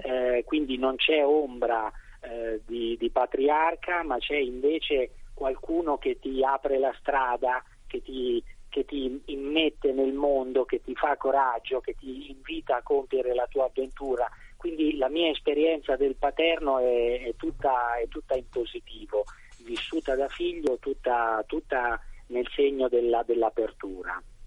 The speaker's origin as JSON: {"language": "Italian", "town": "Sansepolcro", "region": "Tuscany", "country": "Italy", "said": "io vengo da San Sepolcro"}